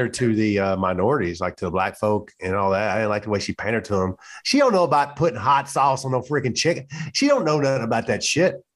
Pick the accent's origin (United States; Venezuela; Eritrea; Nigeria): United States; the South; moved away as an adult; You know, we're from the South. I'm from the South.